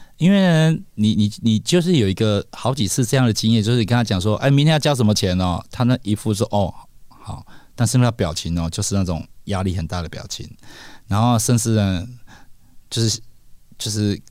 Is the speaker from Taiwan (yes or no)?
yes; Kaohsiung, Taiwan; 我是高雄人嘛